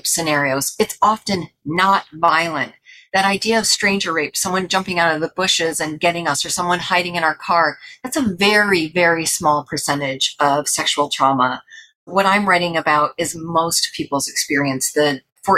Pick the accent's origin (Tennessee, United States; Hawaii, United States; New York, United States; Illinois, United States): New York, United States; moved away; also born or lived in California; I'm from New York originally, but lived in California for a long time.